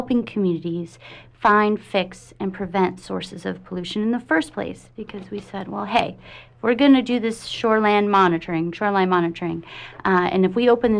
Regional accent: Midwest, United States; moved away as an adult; now in Maine, United States; I hail from the Midwest

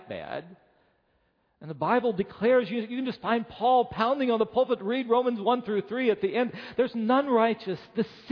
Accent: Southern California, United States; as Southern Californian

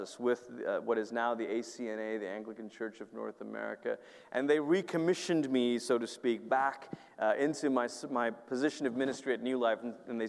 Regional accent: Malaysia; now in Colorado Springs, United States; I grew up in Malaysia

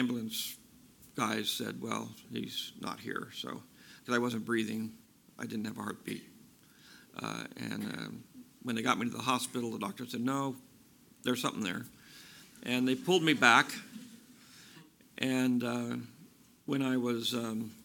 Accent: Bay Area, California, United States; This is my hometown. This is where I grew up. I grew up about 50, 60 miles east of here, and the Bay Area has always been where I live

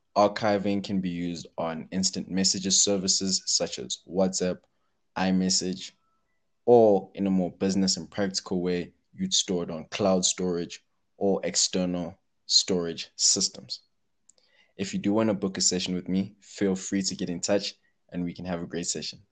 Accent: Johannesburg, Gauteng, South Africa; I'm from Johannesburg, South Africa

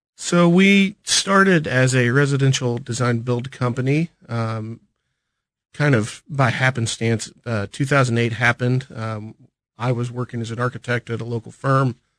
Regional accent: Smithville, Missouri, United States; also born or lived in Manhattan, Kansas; I grew up in Smithville, north

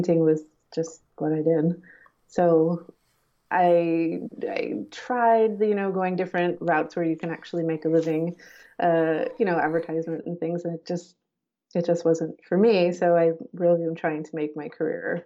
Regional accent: Peekskill, New York, United States; also born or lived in Brooklyn, New York; I grew up in New York. I grew up in Peekskill. It's about an hour and a half upstate

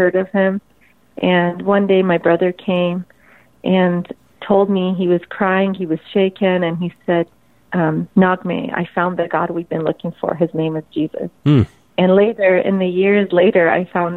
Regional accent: Tehran, Tehran Province, Iran; now in United States; I was born in Tehran, the capital

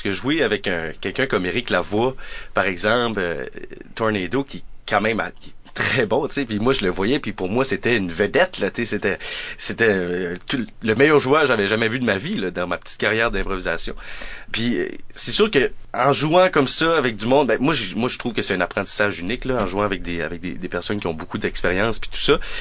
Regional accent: New Brunswick, Canada; on est acadien, euh, on vient du Nouveau-Brunswick

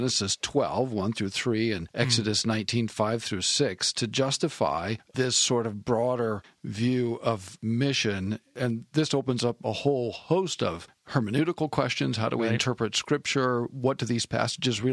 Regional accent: Nebraska, United States; moved away; that's in my home state

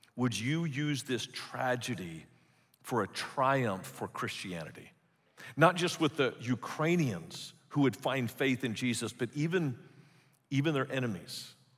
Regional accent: California, United States; moved away as an adult; also born or lived in San Antonio, Texas; I grew up in California

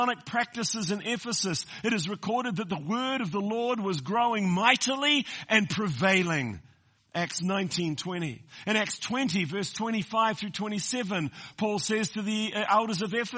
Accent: New Zealand; moved away as an adult; now in United States; I'm a Kiwi that's come to America. I call myself an Amerikiwi.

